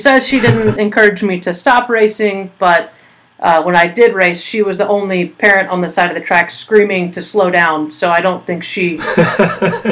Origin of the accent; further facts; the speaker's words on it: Colleyville, Texas, United States; moved away as an adult; I grew up in Colleyville, Texas.